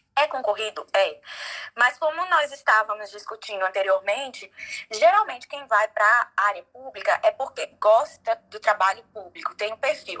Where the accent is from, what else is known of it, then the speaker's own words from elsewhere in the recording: João Pessoa, Paraíba, Brazil; moved away as an adult; now in United States; eu sou de João Pessoa